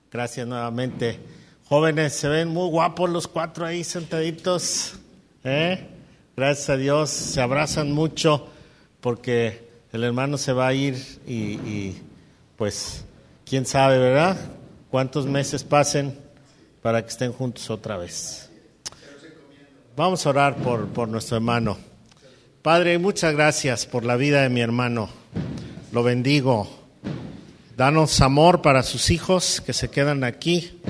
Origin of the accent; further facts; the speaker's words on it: Bogotá, Colombia; De Bogotá.